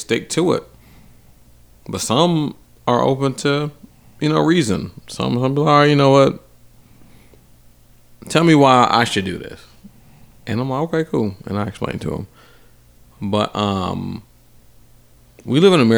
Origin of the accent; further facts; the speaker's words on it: Atlanta, Georgia, United States; moved away; I was from Atlanta